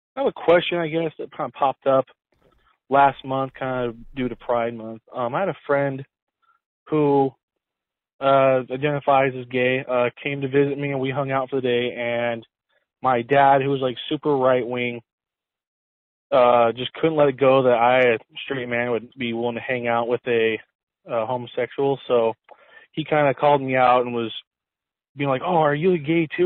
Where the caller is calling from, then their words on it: San Diego, California, United States; I'm calling from San Diego, California.